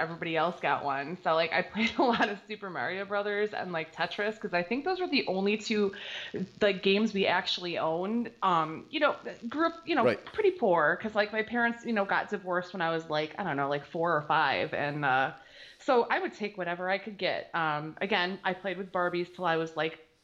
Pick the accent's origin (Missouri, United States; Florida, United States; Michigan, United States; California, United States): Michigan, United States; Detroit; now in Wyandotte, United States; I was born and raised in Detroit.